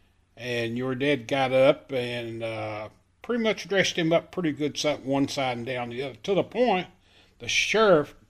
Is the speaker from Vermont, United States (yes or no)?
no; Hazard, Kentucky, United States; Growing up in Perry County near Hazard